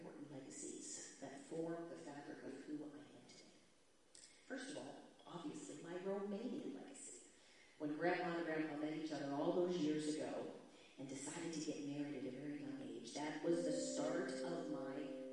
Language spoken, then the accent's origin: English; United States; I'm American